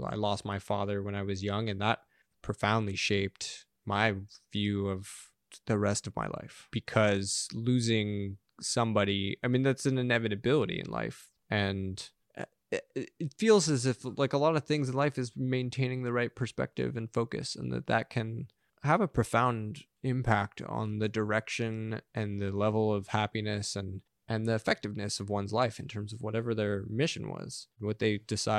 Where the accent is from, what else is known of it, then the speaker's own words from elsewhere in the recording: Los Angeles, California, United States; That was like, it was a joke growing up in Los Angeles.